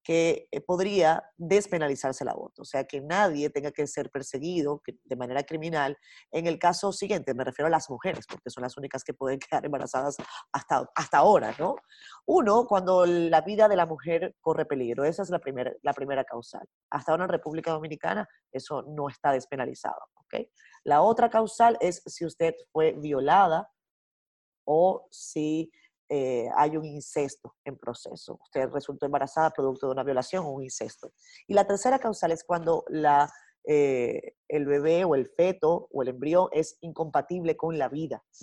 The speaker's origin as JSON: {"language": "Spanish", "region": "La Rioja", "country": "Spain", "also_born_or_lived": "Los Angeles", "moved": "as an adult", "lives_now": "United States", "said": "soy de La Rioja"}